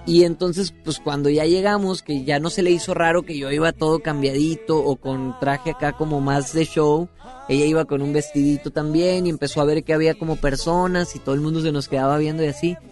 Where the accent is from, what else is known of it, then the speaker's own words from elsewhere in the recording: Guasave, Sinaloa, Mexico; soy de Guasave, Sinaloa.